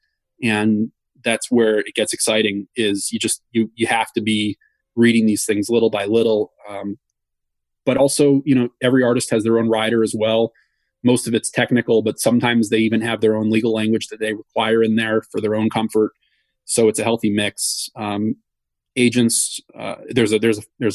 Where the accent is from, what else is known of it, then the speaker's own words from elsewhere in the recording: Wisconsin, United States; now in New York, United States; I grew up in Wisconsin